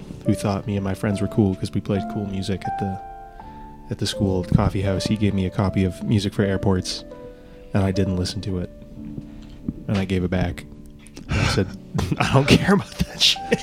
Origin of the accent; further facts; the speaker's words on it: Alliston, Ontario, Canada; moved away; I'm not from here. I'm from Alliston